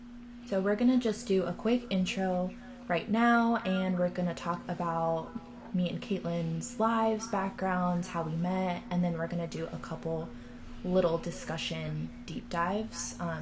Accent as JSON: {"language": "English", "town": "San Diego", "region": "California", "country": "United States", "tie": "born or raised there", "also_born_or_lived": "New Jersey / Bay Area, California", "said": "I was born in New Jersey. My parents are Indian and Dominican. I moved to California when I was about 10, and I lived in San Diego. So I've lived here most of my life. Lived in San Diego until I was 18"}